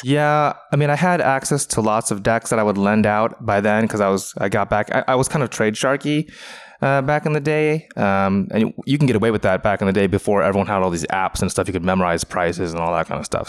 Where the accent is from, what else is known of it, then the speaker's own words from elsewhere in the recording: Renton, Washington, United States; I grew up in in, uh, Renton, Washington